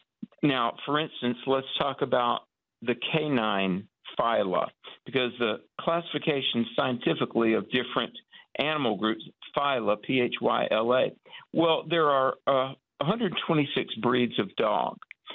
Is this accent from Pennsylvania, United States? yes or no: no; North Carolina, United States; my home state of North Carolina